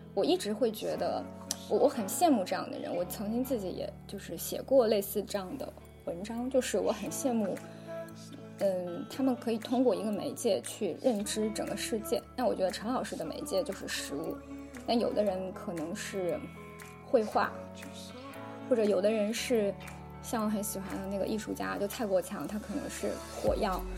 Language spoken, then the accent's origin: Chinese; Wuhan and Enshi, Hubei, China; 我在两个城市都成长生活过，就武汉跟恩施